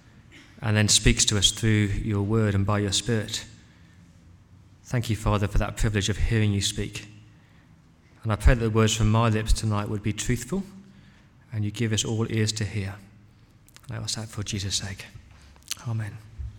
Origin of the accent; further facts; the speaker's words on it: England, United Kingdom; as an Englishman